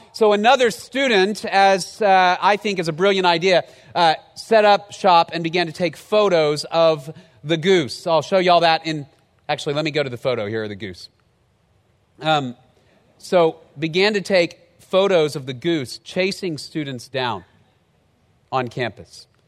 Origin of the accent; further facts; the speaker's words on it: Dallas, Texas, United States; moved away as an adult; also born or lived in College Station, Texas; I moved from Dallas down to College Station